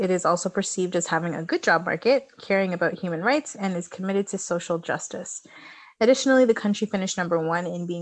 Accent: Canada; we're Canadian

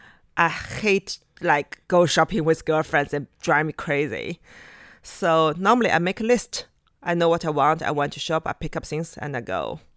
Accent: Yumen, Gansu, China; born there; I was born in Yumen.

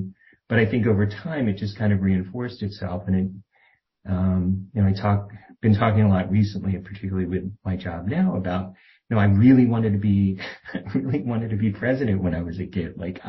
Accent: outside Philadelphia, Pennsylvania, United States; I didn't grow up in Philadelphia, which probably would have, I don't know if that would have been better or worse. We grew up outside in what was a very rural area when I was a little kid, and became very much like suburban sprawl by the time I graduated high school.

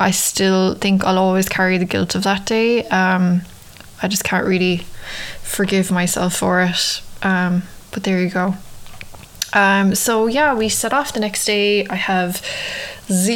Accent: Ireland; moved away as an adult; now in New York, United States; I'd always had cats growing up in Ireland, but you know, in Ireland we mostly keep our cats outside in the countryside

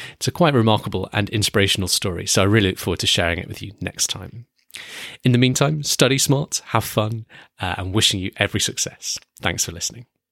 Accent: United Kingdom; I'm British.

